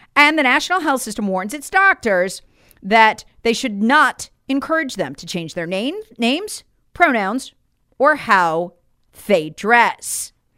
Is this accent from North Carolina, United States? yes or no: yes; Charlotte, North Carolina, United States; my hometown of, of Charlotte